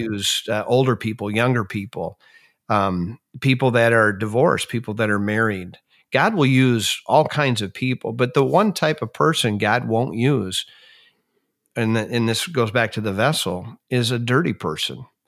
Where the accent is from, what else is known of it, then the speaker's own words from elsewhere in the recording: Minnesota, United States; moved away as an adult; I grew up in Minnesota and spent the first forty-three years of my life there